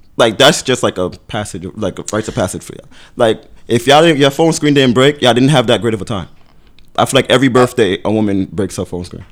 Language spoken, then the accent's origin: English; Brooklyn, New York, United States; I'm from Brooklyn.